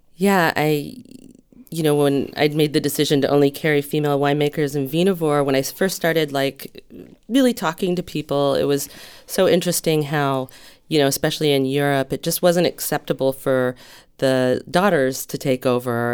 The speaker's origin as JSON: {"language": "English", "town": "Santa Barbara", "region": "California", "country": "United States", "tie": "born or raised there", "said": "I grew up in Santa Barbara"}